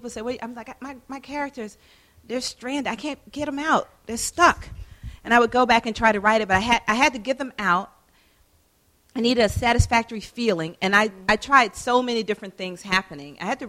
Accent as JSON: {"language": "English", "town": "Atlanta", "region": "Georgia", "country": "United States", "tie": "born or raised there", "said": "She grew up in Louisiana. I grew up in Atlanta. She's 11 years older than me."}